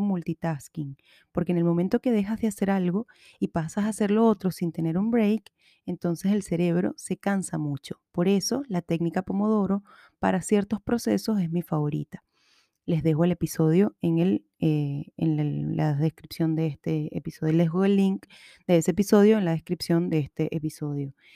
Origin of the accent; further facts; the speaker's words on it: Chile; accent: Chilean; todo esto me acaba de salir muy chileno, lo siento. Bueno, no lo siento, es mi acento y así, así hablo hoy